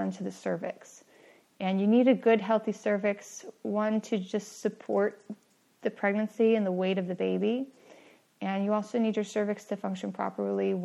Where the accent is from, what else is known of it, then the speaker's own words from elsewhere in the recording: San Francisco Bay Area, California, United States; I grew up in the San Francisco Bay Area to an atheist family